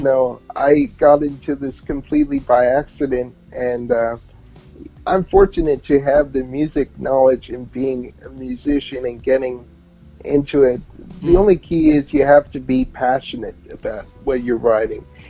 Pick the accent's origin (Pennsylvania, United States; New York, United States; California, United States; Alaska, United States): New York, United States; born or raised there; accent: New York; also born or lived in New Haven, Connecticut